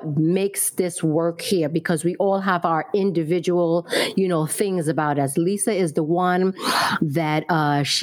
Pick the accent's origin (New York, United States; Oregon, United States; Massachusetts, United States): New York, United States; I was born in Brooklyn, raised in Brooklyn